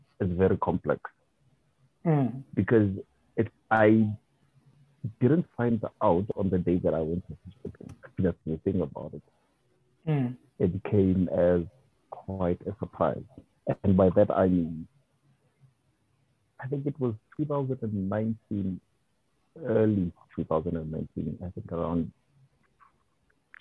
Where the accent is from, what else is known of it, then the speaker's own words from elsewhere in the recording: Pretoria, Gauteng, South Africa; moved away as an adult; also born or lived in Durban / Mpumalanga / Limpopo / Northern Cape; I grew up in Pretoria